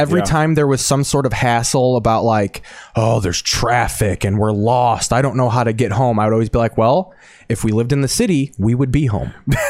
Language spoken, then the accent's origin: English; Ford Heights, Illinois, United States; I grew up near East Heights.